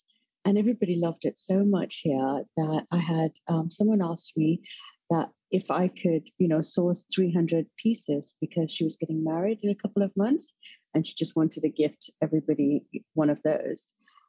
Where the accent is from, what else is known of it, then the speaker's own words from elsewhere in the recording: London, United Kingdom; also born or lived in Australia / Malaysia / Edinburgh / Dunfermline; now in Singapore; So I'm …. And while I'm originally from London, I have moved around the world a couple of times.